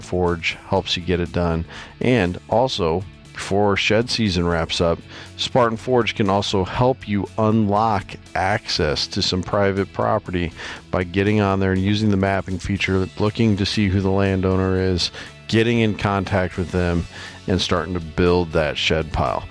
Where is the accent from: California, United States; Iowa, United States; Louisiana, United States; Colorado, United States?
Iowa, United States; from right here in my home state of Iowa